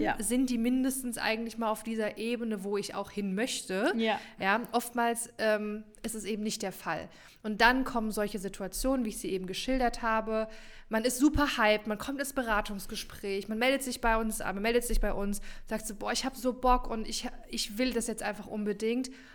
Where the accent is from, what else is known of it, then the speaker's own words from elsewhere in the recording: Rhine-Main area, Germany; hier bei uns im Rhein-Main-Gebiet